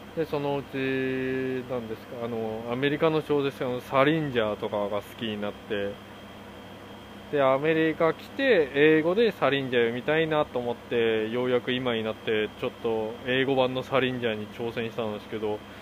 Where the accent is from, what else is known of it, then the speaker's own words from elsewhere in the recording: South Korea; Japanese is a second language; also born or lived in Japan; now in United States; 韓国人として生まれてよかった